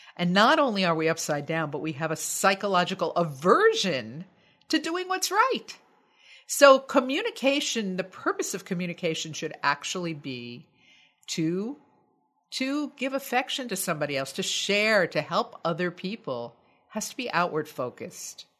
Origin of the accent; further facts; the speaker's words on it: United States; I'm American, U S A American